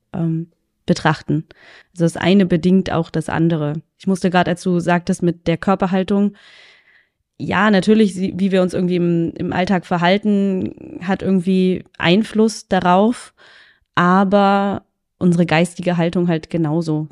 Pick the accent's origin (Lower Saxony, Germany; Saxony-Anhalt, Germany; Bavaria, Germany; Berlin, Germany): Saxony-Anhalt, Germany; Magdeburg; bin aus Magdeburg